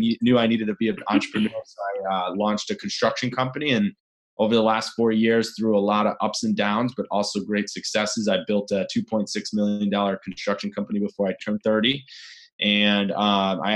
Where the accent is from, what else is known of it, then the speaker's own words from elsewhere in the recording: Chicago, Illinois, United States; I grew up actually in Chicago. I'm actually a Midwesterner